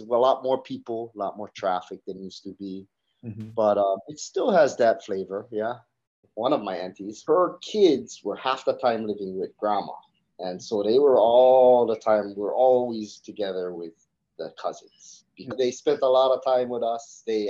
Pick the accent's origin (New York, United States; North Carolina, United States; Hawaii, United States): Hawaii, United States; Puna, Big Island; also born or lived in Hilo, Hawaii; In Hilo on the Big Island, yeah. I was raised in Puna, which is real country.